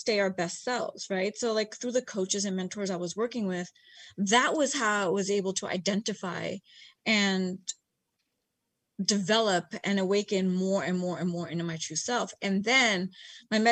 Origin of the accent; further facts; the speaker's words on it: United States; also born or lived in Bay Area / Los Angeles; East Indian myself, born and raised in America